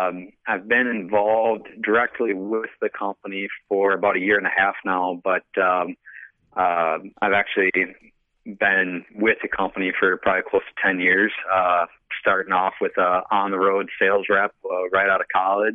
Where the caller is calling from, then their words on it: Wisconsin, United States; Wisconsin, Rapid, Wisconsin.